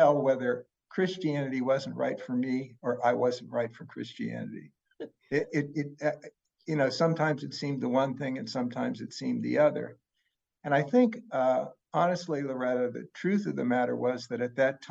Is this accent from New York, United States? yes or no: no; Pittsburgh, Pennsylvania, United States; I grew up in Pittsburgh, which is a very Catholic town